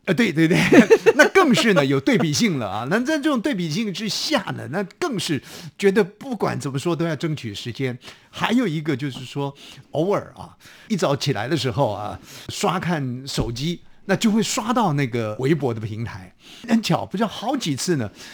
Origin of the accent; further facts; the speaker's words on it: Taiwan; 我们台湾话讲说放鸽子了